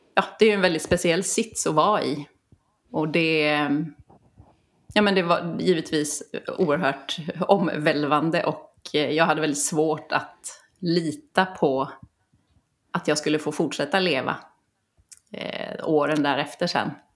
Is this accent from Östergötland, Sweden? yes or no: no; Kalmar County, Sweden; jag är uppvuxen på Öland brukar jag alltid säga för det har format mig så mycket